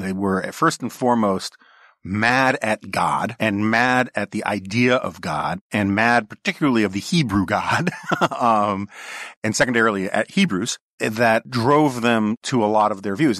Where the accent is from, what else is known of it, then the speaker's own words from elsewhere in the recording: New York City, New York, United States; growing up on the Upper West Side of Manhattan